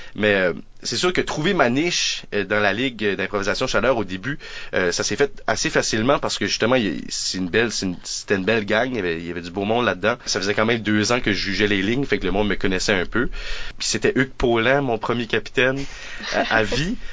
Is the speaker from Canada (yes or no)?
yes; New Brunswick, Canada; on est acadien, euh, on vient du Nouveau-Brunswick